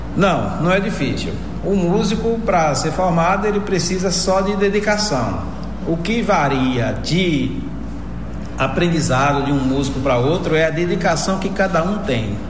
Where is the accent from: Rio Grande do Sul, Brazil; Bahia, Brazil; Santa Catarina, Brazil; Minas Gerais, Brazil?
Bahia, Brazil; Jacobina; Eu sou natural aqui de Jacobina, precisamente ali da zona rural da Cachoeira dos Alves, dessa região onde eu nasci e me criei